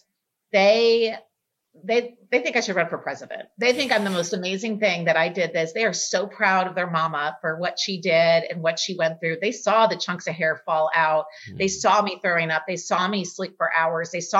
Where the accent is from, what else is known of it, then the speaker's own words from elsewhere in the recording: Texas, United States; moved away; I'm from Texas